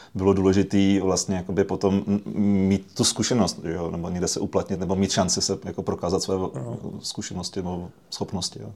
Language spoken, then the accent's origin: Czech; Prague, Czechia; My jsme vyrůstali v Praze